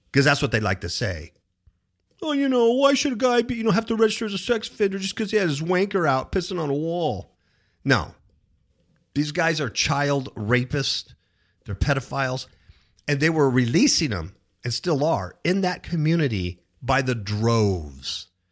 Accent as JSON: {"language": "English", "region": "California", "country": "United States", "tie": "born or raised there", "moved": "as an adult", "lives_now": "Las Vegas, United States", "said": "We came from Cuckoo, California. One of the big reasons we left California, lifelong Californians, born and raised there, to a state like Nevada"}